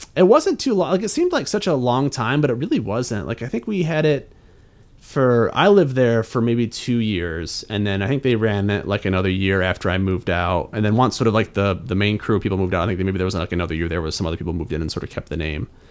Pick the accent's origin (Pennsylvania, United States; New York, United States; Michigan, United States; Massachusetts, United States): Michigan, United States; Marysville; moved away as an adult; now in Chicago, United States; I'm originally from a small town in Michigan, um, called Marysville, Michigan